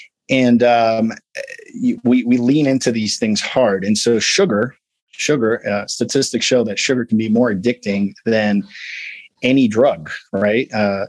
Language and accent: English; Midwest, United States; I'm big bone. I'm from the Midwest.